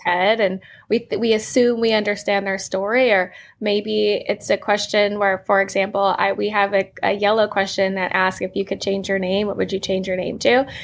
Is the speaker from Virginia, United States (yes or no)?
yes; Manassas, Virginia, United States; I grew up in Manassas, Virginia, which is a smaller town